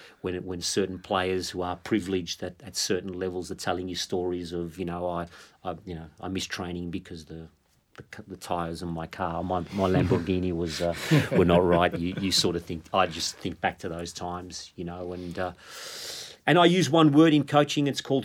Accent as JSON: {"language": "English", "town": "Melbourne", "region": "Victoria", "country": "Australia", "tie": "born or raised there", "said": "growing up in Melbourne"}